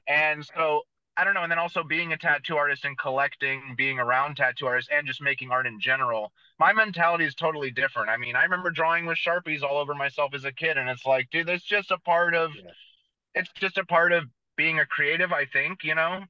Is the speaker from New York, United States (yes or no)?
no; San Jose, California, United States; I was born and raised in San Jose, California, so it's about an hour south of San Francisco.